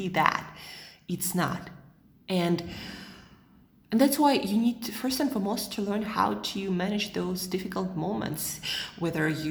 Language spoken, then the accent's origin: English; Siberia, Russia; moved away as an adult; also born or lived in United States / Southeast Asia; now in Switzerland; I'm from Siberia